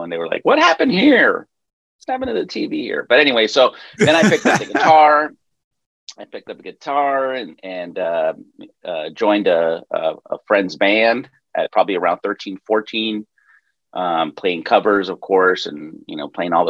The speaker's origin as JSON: {"language": "English", "town": "El Paso", "region": "Texas", "country": "United States", "tie": "born or raised there", "moved": "yes", "lives_now": "Los Angeles, United States", "said": "I was born in the sleepy little town of El Paso, Texas"}